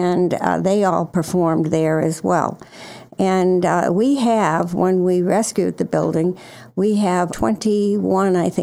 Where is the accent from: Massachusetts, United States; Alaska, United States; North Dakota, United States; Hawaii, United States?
Massachusetts, United States; Plymouth; now in Cheshire, United States; I grew up in Plymouth, Massachusetts, which is steeped in history